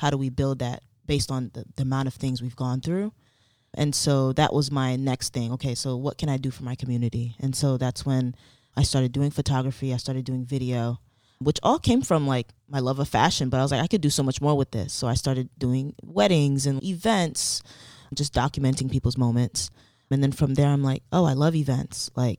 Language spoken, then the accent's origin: English; Elizabeth, New Jersey, United States; I grew up in Elizabeth, New Jersey. Both of my parents are Haitian immigrants.